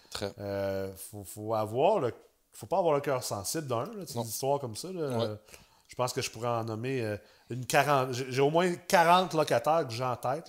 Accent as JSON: {"language": "French", "town": "Quebec City", "region": "Quebec", "country": "Canada", "said": "je viens de Québec"}